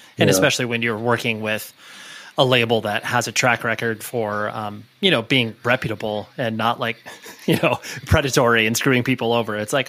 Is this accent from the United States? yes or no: yes; California, United States; Yeah. I mean, I live in Newport Beach, but I've moved around all, you know, in the Orange County area.